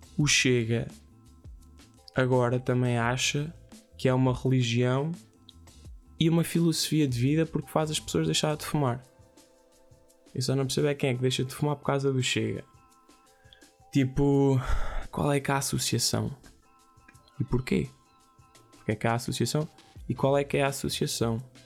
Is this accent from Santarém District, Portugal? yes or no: yes; Ourém, Santarém District, Portugal; é de Orém, é da minha terra